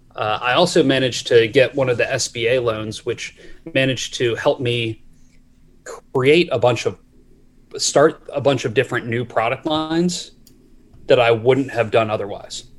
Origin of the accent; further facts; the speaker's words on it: Maryland, United States; I grew up in Maryland